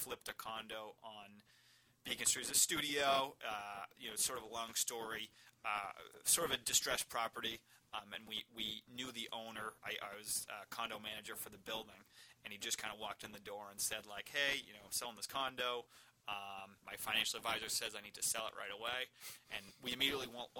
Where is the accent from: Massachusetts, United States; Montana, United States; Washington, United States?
Massachusetts, United States; Marshfield; I was raised in Marshfield